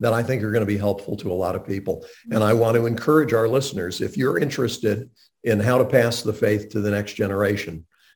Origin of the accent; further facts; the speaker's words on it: Montreat, North Carolina, United States; I grew up in Montreat, where the Graham family lived